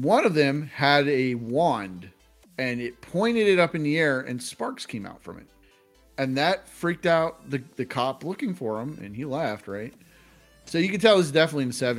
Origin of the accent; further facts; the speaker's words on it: Pittsburgh, Pennsylvania, United States; we're from Pittsburgh.